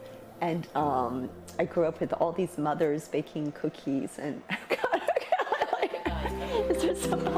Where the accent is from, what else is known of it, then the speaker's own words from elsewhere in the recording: United States; moved away as an adult; now in Paris, France; I'm American, actually, but Taiwanese. My husband's French. That's why I'm here in Paris. I came 28 years ago